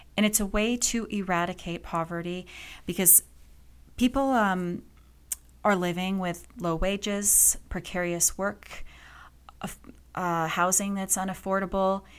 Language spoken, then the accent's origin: English; Calgary, Alberta, Canada; also born or lived in England; I grew up in Calgary. My parents brought us here from England when I was little